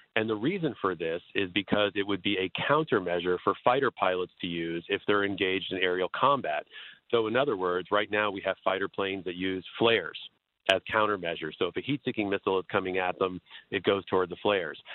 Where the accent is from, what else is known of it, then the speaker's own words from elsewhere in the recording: Florida, United States; I'm actually from Florida